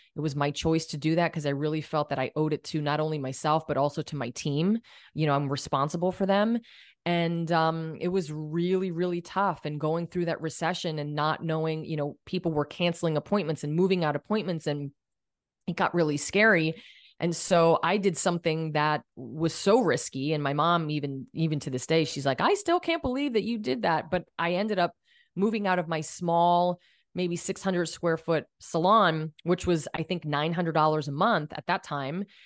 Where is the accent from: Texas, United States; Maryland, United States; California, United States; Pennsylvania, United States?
Pennsylvania, United States; Allentown; moved away; I went to Allentown School of Cosmetology, which is from, you know, my hometown area back in Pennsylvania